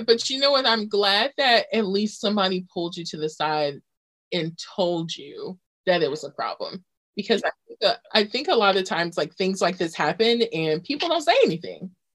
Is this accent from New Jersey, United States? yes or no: no; Virginia Beach, Virginia, United States; Virginia Beach.